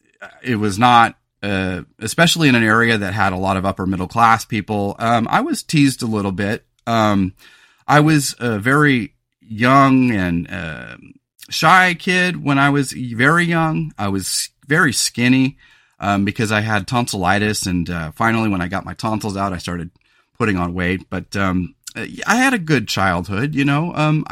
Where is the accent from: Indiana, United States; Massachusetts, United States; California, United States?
California, United States; also born or lived in Los Angeles; And so I grew up on the Central Coast of California. We had lived in LA when I was a small boy.